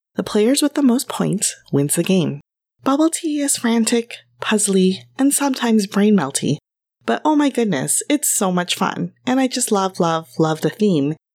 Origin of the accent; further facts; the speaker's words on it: Los Angeles, California, United States; Growing up in Los Angeles